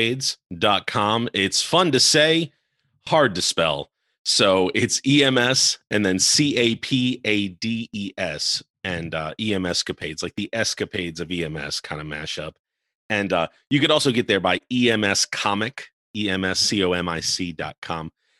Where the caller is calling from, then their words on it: Charleston, South Carolina, United States; I am joining you from Charleston, South Carolina.